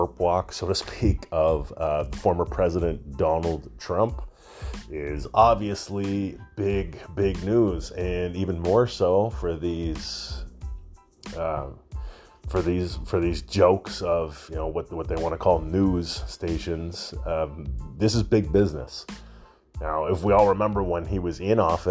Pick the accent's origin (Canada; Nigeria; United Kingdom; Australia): Canada; being a Canadian boy, up here in Canada